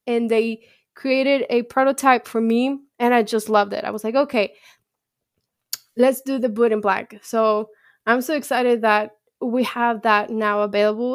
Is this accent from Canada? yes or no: no; Mexico; moved away; I'm from Mexico. So my heart is with Mexico.